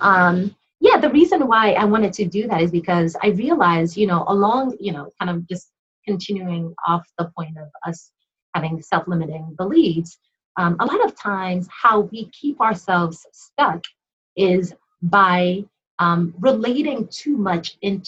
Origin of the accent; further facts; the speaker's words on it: Nigeria; being Nigerian